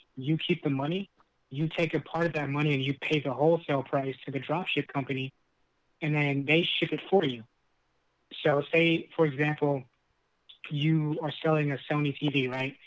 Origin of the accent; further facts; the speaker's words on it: Lancaster, California, United States; our growing up in Lancaster